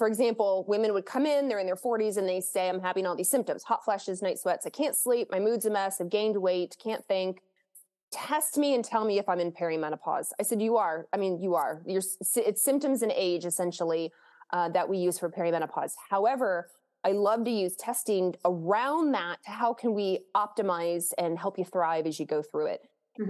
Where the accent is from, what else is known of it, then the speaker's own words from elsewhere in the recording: Lexington, Kentucky, United States; I grew up in Kentucky, the state of Kentucky in Lexington